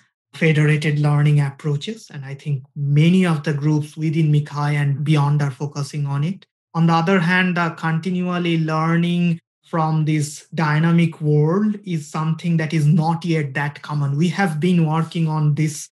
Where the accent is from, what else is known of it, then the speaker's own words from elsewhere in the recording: India; moved away; we come from India